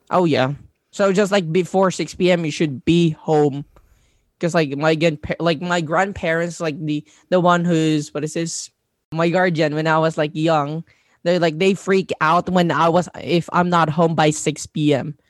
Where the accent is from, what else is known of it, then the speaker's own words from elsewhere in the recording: Labangan, Zamboanga Peninsula, Philippines; English is a second language; also born or lived in Pagadian City; I am originally from Tawagan Norte, Labangan, Zamboanga del Sur, part of Mindanao